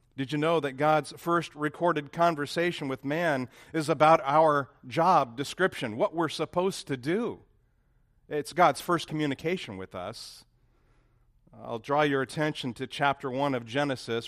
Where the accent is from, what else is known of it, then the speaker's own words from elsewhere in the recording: Lancaster, California, United States; moved away as an adult; now in Dallas, United States; where I grew up in Lancaster